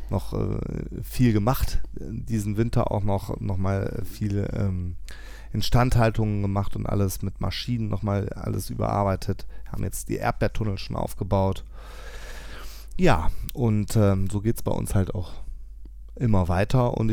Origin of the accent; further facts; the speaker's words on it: Tönisvorst, North Rhine-Westphalia, Germany; ich komme aus Tönesforst.